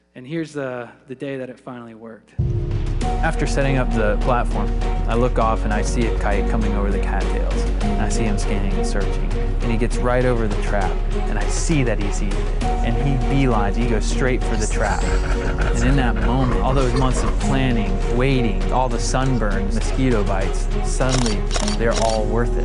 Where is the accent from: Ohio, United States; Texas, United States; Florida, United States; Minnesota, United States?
Florida, United States; growing up in the Sunshine State